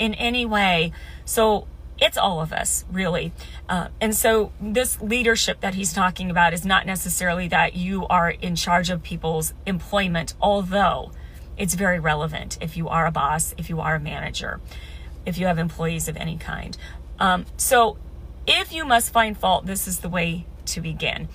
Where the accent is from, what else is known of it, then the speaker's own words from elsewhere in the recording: Midwest, United States; I grew up in the Midwest